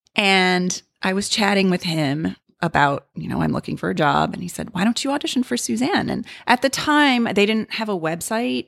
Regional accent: Libertyville, Illinois, United States; I went to a, um, a s, local studio in my hometown of Libertyville, Illinois

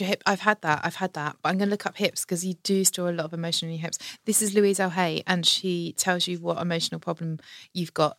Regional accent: Margate, South East England, United Kingdom; also born or lived in Broadstairs; That's my hometown, Margate

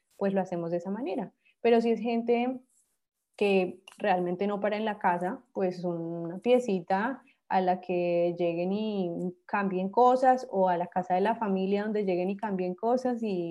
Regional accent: Bogotá, Colombia; moved away; Yo soy de Bogotá

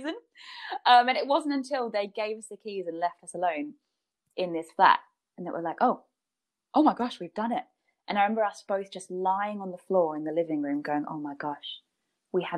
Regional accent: Brisbane, Queensland, Australia; now in United Kingdom; I've got a lot of friends back in Brisbane

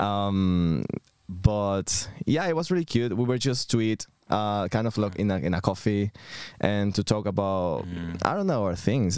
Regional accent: Venezuela; moved away as an adult; now in London, United Kingdom; I'm coming from Venezuela. I've been in London for the last nine years

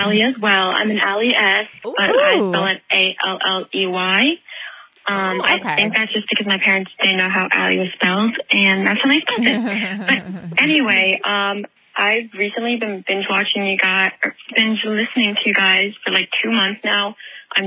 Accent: New Jersey, United States; so I'm from Jersey

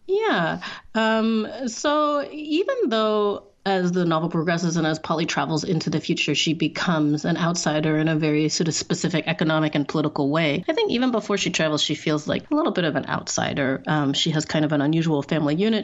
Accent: Singapore; moved away as an adult; now in Canada; i'm also mixed race and i grew up in singapore i'm chinese and i'm white white. And when I was growing up in Singapore, everyone thought I was white. And then I moved to Canada as an adult

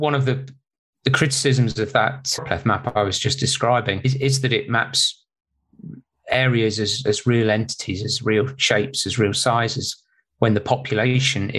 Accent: United Kingdom; moved away as an adult; now in California, United States; I'm British

